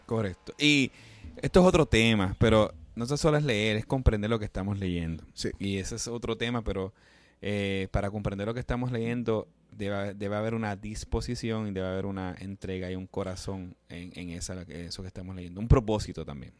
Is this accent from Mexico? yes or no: no; Puerto Rico; yo soy puertorriqueño, Víctor también, nosotros como puertorriqueños